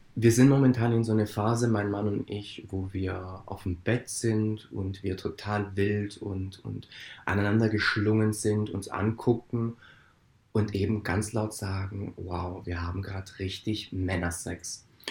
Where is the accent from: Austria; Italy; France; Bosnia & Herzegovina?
Italy; Ich als Italiener